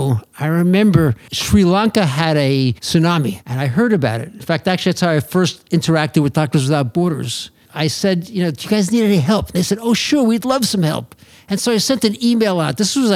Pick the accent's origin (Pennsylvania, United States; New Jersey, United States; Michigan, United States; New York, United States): New York, United States; Long Island; I grew up on Long Island